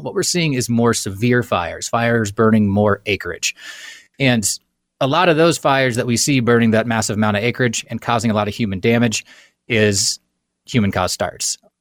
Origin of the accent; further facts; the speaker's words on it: Kansas, United States; moved away as an adult; also born or lived in the western United States; I grew up in Kansas and I, I moved west after college